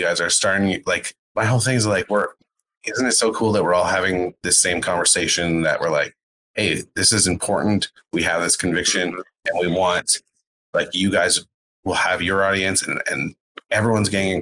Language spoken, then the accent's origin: English; Canada; as a Canadian